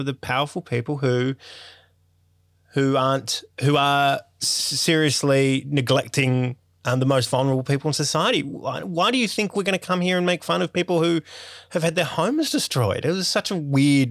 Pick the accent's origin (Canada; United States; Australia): Australia; Sydney, New South Wales; I grew up in Sydney's northwest suburbs, and I had a pretty privileged kind of life.